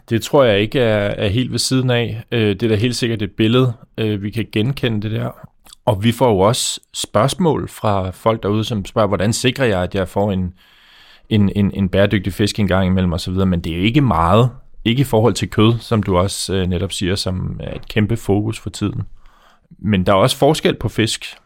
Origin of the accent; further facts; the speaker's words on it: Faroe Islands; now in Denmark; nu kommer jeg fra Færøerne øh, og bor her i Danmark